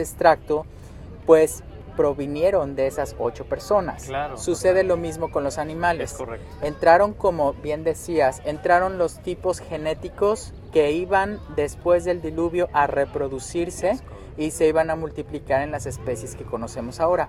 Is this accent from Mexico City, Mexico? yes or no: yes; Mexico City, Mexico; moved away as an adult; now in United States; soy chilango este, soy de la Ciudad de México